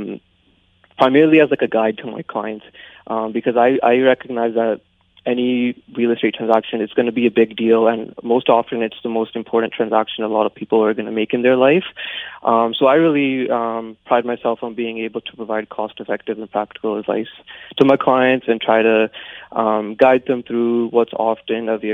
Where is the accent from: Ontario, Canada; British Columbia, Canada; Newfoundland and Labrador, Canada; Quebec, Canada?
British Columbia, Canada; Abbotsford; also born or lived in Alberta; I was born and raised in Abbotsford, and I still live here